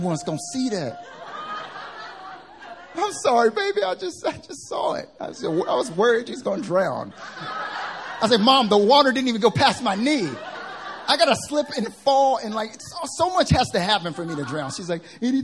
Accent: the South, United States; now in Seoul, South Korea; I'm from the South, but it's not that Southern

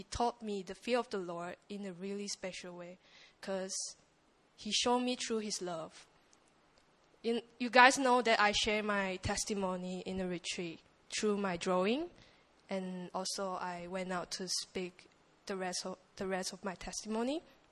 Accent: Malaysia; English is a second language; I'm from Malaysia

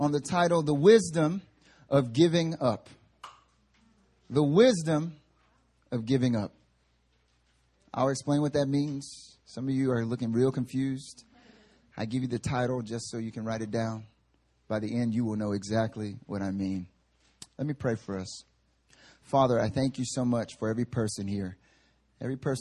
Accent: the South, United States; now in Seoul, South Korea; Growing up in the South

